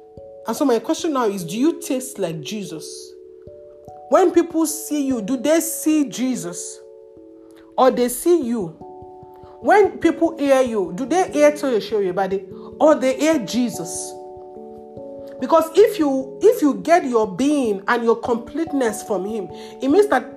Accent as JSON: {"language": "English", "country": "Nigeria", "said": "You are talking down on God's intelligence for you to regret being a Nigerian"}